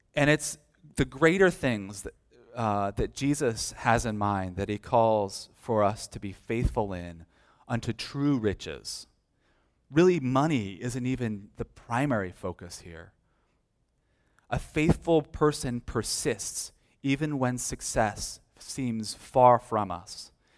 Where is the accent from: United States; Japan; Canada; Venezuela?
United States; As American Christians